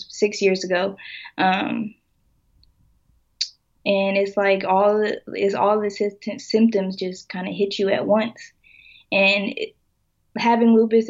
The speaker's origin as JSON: {"language": "English", "town": "Lawton", "region": "Oklahoma", "country": "United States", "said": "I'm originally from Lawton, Oklahoma"}